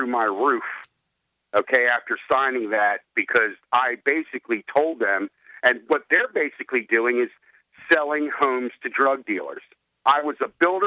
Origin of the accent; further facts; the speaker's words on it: Washington, District of Columbia, United States; moved away as an adult; now in Delaware, United States; I'm from Washington, D.C. I'm a transplant over here to Delaware